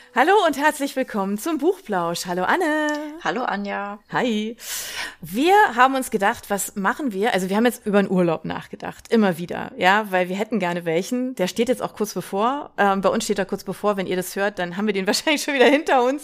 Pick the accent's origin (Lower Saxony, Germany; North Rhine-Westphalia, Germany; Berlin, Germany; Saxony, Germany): Berlin, Germany; dass ich ja kein Stuttgarter bin. Ja, ich komme aus Berlin